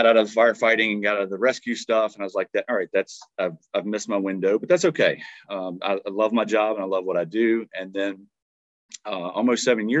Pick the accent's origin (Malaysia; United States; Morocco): United States; Dinwiddie, Virginia; also born or lived in Roanoke, Virginia; I grew up just in Dinwiddie, Virginia, which is just south of Richmond